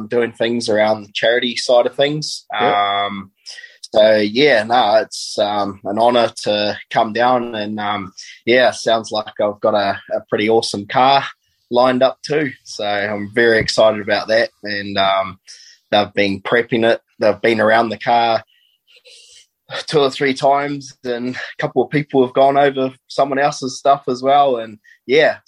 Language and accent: English; Meeanee Speedway, Hawke's Bay, New Zealand; I grew up around the Miani Speedway